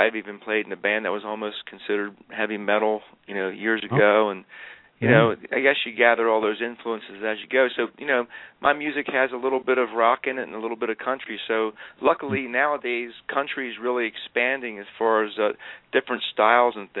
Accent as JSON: {"language": "English", "town": "Philadelphia", "region": "Pennsylvania", "country": "United States", "moved": "yes", "said": "I'm from Philadelphia"}